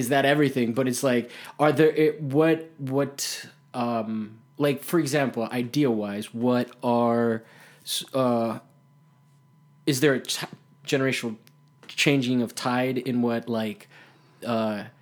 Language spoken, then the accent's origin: English; Italy; moved away; also born or lived in Miami; I grew up in Italy